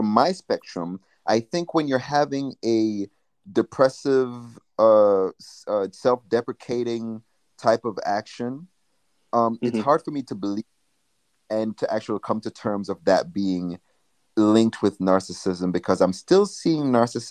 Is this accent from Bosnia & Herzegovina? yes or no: no; Jamaica; now in United States; when I grew up in Jamaica